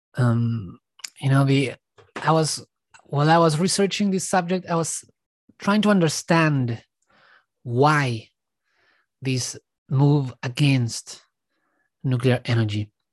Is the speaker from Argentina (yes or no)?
yes; Argentina; now in Australia; I was born in Argentina, I left, I'm living now in Australia